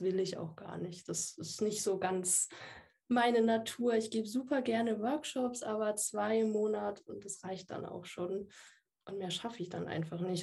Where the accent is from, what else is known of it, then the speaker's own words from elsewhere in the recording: Würzburg, Bavaria, Germany; ich bin 27 Jahre alt, ich komme aus Würzburg